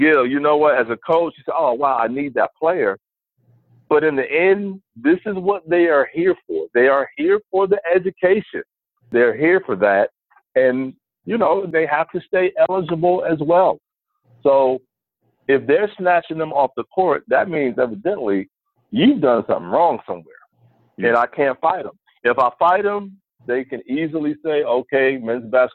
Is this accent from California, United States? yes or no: no; New Jersey, United States; moved away; I'm from New Jersey.